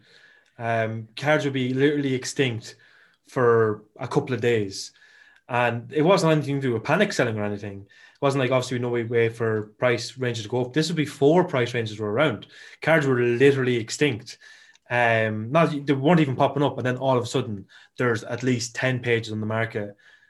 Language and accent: English; Ireland; you know I'm Irish